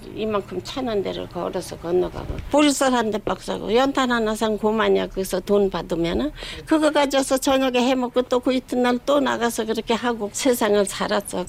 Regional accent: Chuncheon, Gangwon, South Korea; born or raised there; moved away as an adult; also born or lived in Cheongpyeong / Cheongju / Cheonan; now in Seoul, South Korea

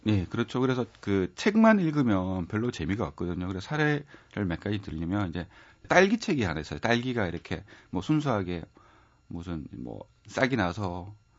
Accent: Gyeongsang, South Korea; accent: Gyeongsang dialect; 제가 경성 사람이라 갖고 잘하기도 사투리가 많이 섞여서

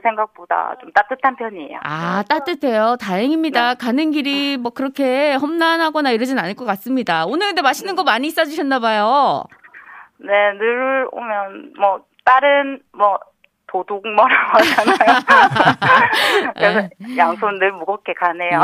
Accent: Gimhae, South Gyeongsang, South Korea; also born or lived in Jinhae-gu, Changwon; now in Changwon, South Korea; 친정은 김해고요

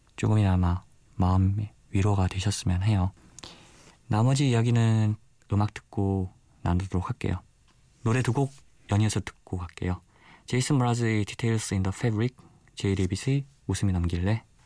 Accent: Busan, South Korea; 저는 부산에서 온 24살 청년

